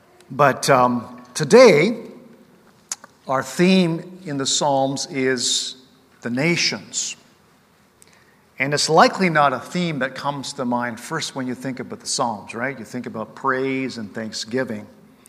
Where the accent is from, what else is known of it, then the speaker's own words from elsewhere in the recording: Japan; now in Canada; my parents both were born and raised in British Columbia, but they took me to Japan as missionaries, so I grew up as a missionary kid in another culture as a missionary kid.